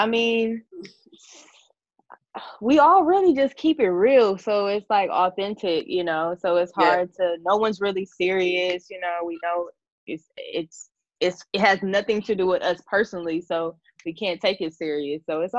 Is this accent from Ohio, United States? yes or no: yes; Ohio, United States; now in Atlanta, United States; I'm from Ohio, but I am living here in Atlanta. Been here for about 6 years now.